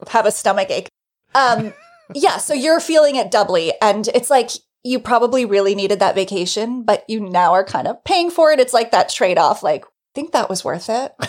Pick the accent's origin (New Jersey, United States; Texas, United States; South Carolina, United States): New Jersey, United States; moved away as an adult; now in New York, United States; I'm just a Northeast person. It's where I'm from. I'm from New Jersey. I've lived in New York my whole adult life